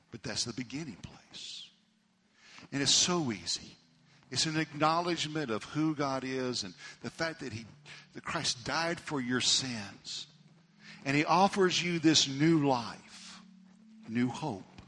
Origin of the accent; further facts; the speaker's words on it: Amarillo, Texas, United States; we grew up in Amarillo